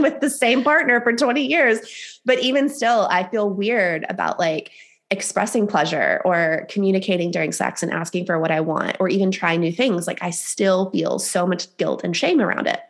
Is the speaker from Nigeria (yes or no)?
no; the Bible Belt, the South, United States; I was raised in the South, um, in the Bible Belt